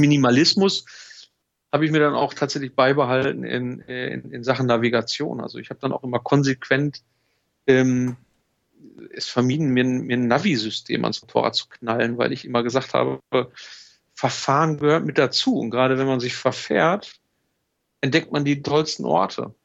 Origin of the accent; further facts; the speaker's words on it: Germany; ich komme aus Deutschland und, und bin, bin hier unterwegs